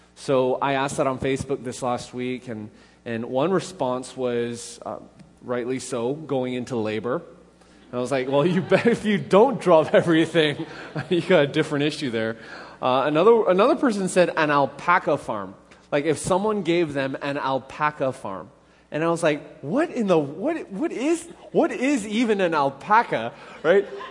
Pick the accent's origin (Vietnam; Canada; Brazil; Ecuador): Canada; now in Middle Tennessee, United States; being Canadian